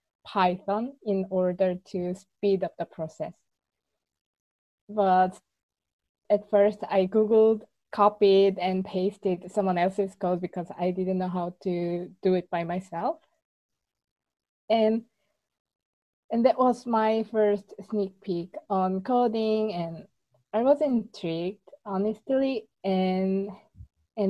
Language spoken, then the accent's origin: English; South Korea; moved away as an adult; also born or lived in Seoul, South Korea; now in Barcelona, Spain; I'm from South Korea, and I moved to Barcelona 5 years ago just to improve my Spanish at first